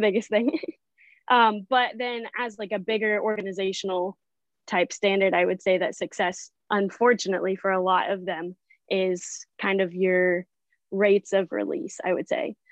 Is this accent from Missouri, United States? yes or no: yes; Branson, Missouri, United States; now in Port Aransas, United States; I am originally from Branson, Missouri